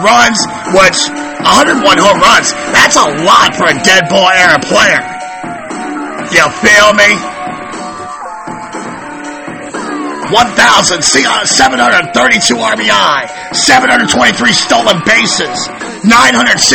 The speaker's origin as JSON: {"language": "English", "town": "Baltimore", "region": "Maryland", "country": "United States", "tie": "born or raised there", "said": "growing up in the Charm"}